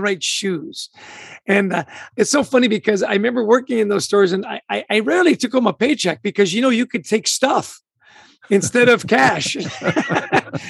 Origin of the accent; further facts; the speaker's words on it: Vancouver, British Columbia, Canada; also born or lived in Edmonton, Alberta, Canada; I grew up in Vancouver, Canada, born in Edmonton, really grew up in Vancouver